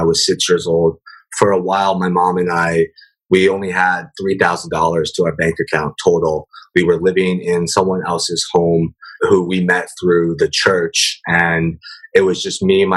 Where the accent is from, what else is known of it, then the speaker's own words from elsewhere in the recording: Omaha, Nebraska, United States; also born or lived in San Francisco Bay Area; now in San Francisco, United States; growing up in Omaha, Nebraska, coming to the Bay Area